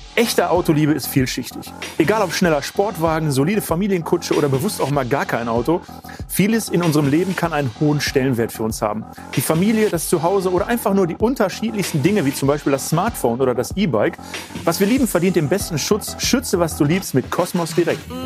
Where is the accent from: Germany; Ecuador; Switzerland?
Germany; Essen, North Rhine-Westphalia; ich komme auch aus Essen